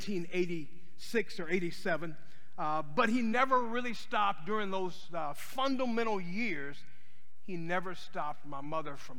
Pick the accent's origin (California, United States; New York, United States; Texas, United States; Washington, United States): Texas, United States; Houston; moved away as an adult; also born or lived in Waco / Nashville; my family and I grew up in Southwest Houston.